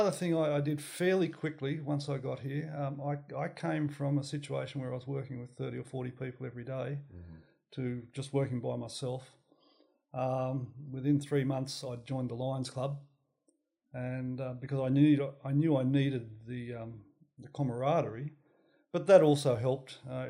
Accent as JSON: {"language": "English", "region": "New South Wales", "country": "Australia", "tie": "born or raised there", "also_born_or_lived": "Tenterfield / Pittsworth / Maroochydore", "said": "All right, I was born in Tenterfield, which really is part of Queensland, New South Wales. Just think they own it, and we moved throughout country New South Wales for a number of years, then up to Pittsworth in Queensland, and I finished my high school in Maroochydore."}